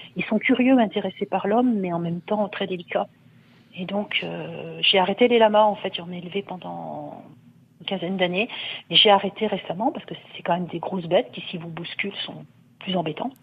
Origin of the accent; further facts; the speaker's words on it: northern France, France; now in Côte-d'Or, France; je viens du nord de la France et mon père avait des moutons